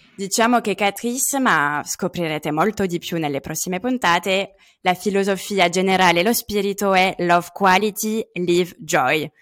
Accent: Lyon region, Auvergne-Rhône-Alpes, France; Italian is a second language; moved away as an adult; also born or lived in London, United Kingdom; now in Milan, Italy; Sono francese, vengo dalla regione di Lione, ma vivo da de- diversi anni a Milano

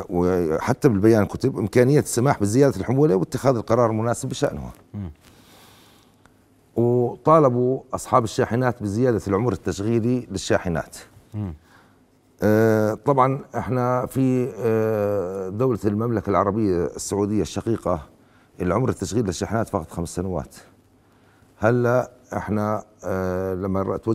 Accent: Jordan; وأنا وأقول كأردني أننا كأردنيون مهما اشتدت بنا الشدائد والأزمات نقف كلنا في نجدة الوطن

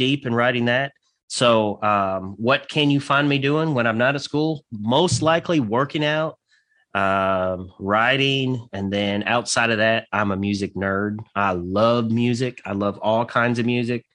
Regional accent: Santa Claus, Indiana, United States; now in Western Kentucky, United States; I grew up in Southern Indiana. Actually in a little town called Santa Claus, Indiana

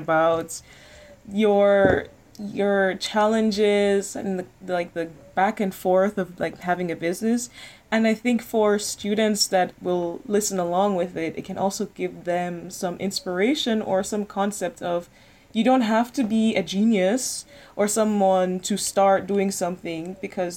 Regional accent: Jamaica; now in Netherlands; I'm an international student. I come from Jamaica

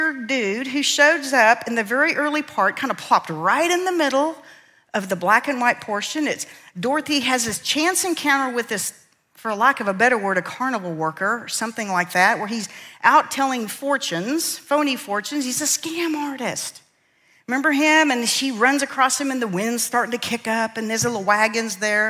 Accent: central Kansas, United States; I grew up in Kansas, right in the middle of central Kansas, Tornado Alley. And our little town of 350 people

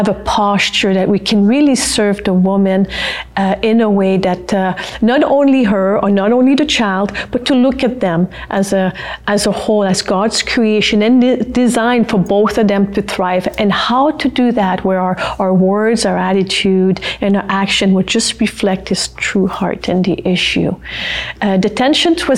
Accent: Canada; first language French; English is a second language; moved away as an adult; also born or lived in Regina / Northern Saskatchewan; as a French Canadian, against all odds, barely made it through high school

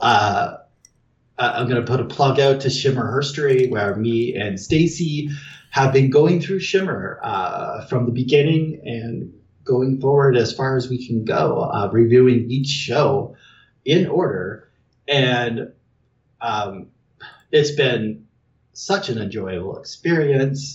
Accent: Canada; I'm Canadian

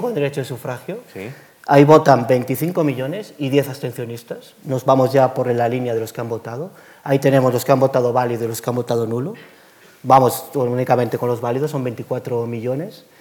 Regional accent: Galicia, Spain; yo como gallego que soy

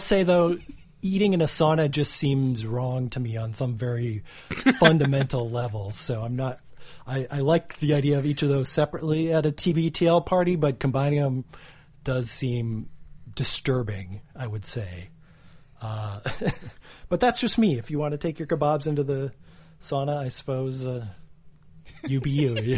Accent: Minnesota, United States; I used to do a lot of fishing as a kid, growing up in Minnesota, the land of ten thousand lakes

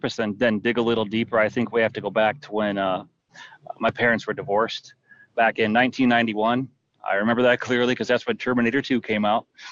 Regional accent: Jackson, Michigan, United States; moved away as an adult; I grew up in Jackson, Michigan

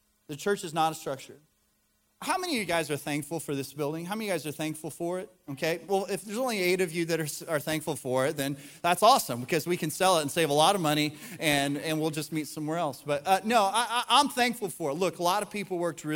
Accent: the South, United States; we live in the South, we're from the South, we go to church

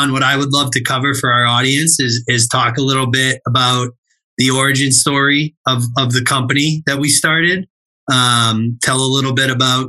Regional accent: Central Massachusetts, United States; I grew up in the Massachusetts area, Central Mass for life.

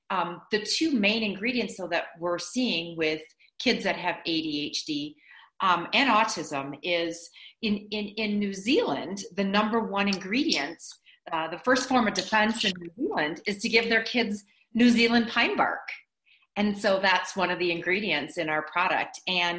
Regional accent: Milwaukee, Wisconsin, United States; And I have Katelyn Mabry from Milwaukee, Wisconsin. We're both from Milwaukee area

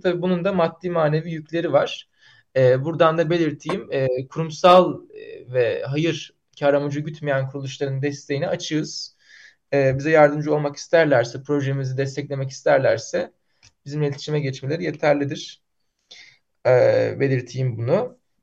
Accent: Bursa, Turkey; Benim memleketim Bursa'dır

